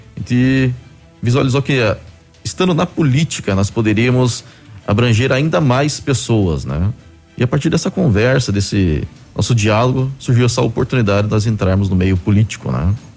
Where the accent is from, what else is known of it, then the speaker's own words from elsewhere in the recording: Curitiba, Paraná, Brazil; moved away as an adult; now in Pato Branco, Brazil; Sou natural de Curitiba e fazem 11 anos que estou morando aqui em Pato Branco.